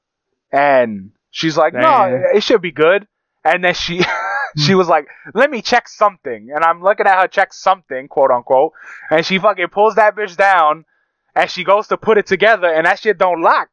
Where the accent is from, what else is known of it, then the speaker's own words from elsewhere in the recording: New York City, New York, United States; growing up in Brooklyn